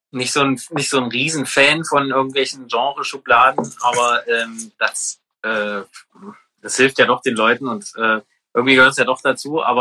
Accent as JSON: {"language": "German", "town": "Halle", "region": "Saxony-Anhalt", "country": "Germany", "tie": "born or raised there", "said": "Ich bin in Halle geboren tatsächlich. Also ich habe es noch nicht weit geschafft"}